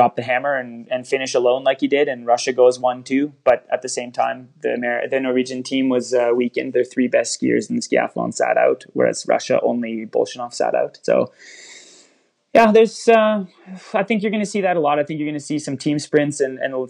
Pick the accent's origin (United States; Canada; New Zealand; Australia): Canada; I'm Canadian